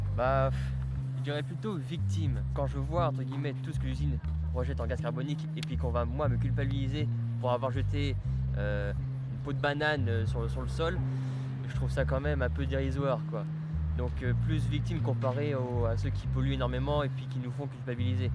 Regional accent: Burgundy, Bourgogne-Franche-Comté, France; now in Lyon, France; je suis originaire de Bourgogne, et à Lyon pour le, pour le boulot

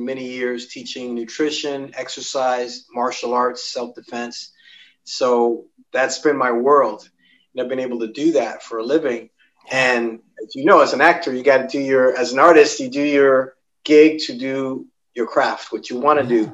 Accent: New York City, New York, United States; I grew up, I'm born and raised in Manhattan. I'm in Manhattan right at this moment

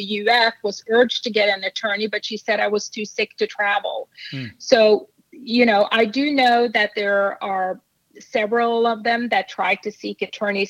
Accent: Norway; moved away; I'm from Norway

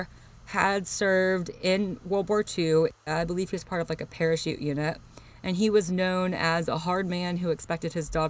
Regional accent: Alabama, United States; I'm from Alabama.

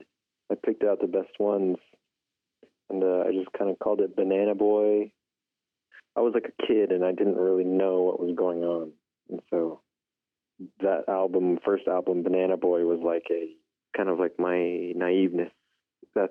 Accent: Window Rock, Arizona, United States; now in Albuquerque, United States; I grew up in Window Rock, Arizona

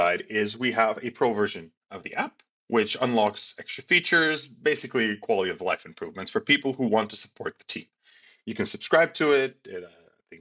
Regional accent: Skopje, North Macedonia; my home country of Macedonia

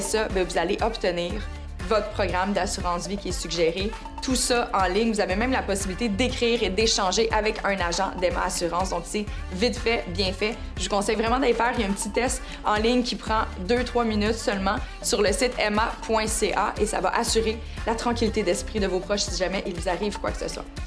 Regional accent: Canada; chez nous au Canada

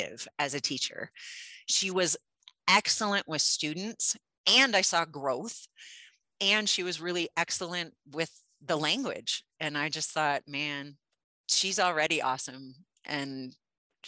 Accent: Midwest, United States; I grew up in the Midwest in a big time fishing family

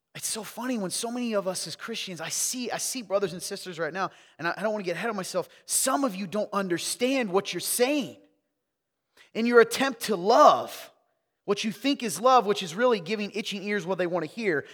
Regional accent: the South, United States; I'm from the South

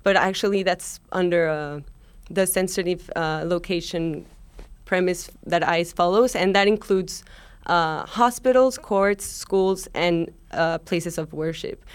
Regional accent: Mexico; now in New York City, United States; I'm originally from Mexico

